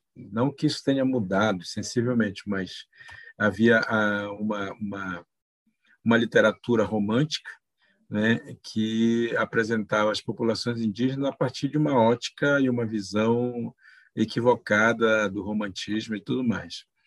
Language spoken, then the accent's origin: Portuguese; Pará, Brazil; moved away; Pará, da onde eu sou oriundo, né, da onde eu nasci. É, e é dentro desse povo que eu aprendi os valores